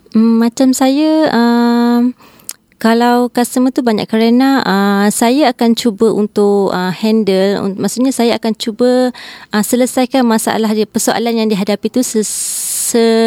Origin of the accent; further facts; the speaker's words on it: Batang Kali, Selangor, Malaysia; saya daripada Batang Kali